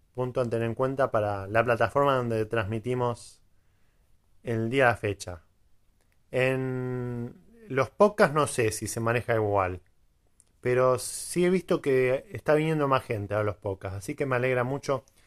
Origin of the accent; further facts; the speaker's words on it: Quilmes, Buenos Aires Province, Argentina; Soy de Buenos Aires, de zona sur. Para que conozca la cerveza Quilmes, de ahí, precisamente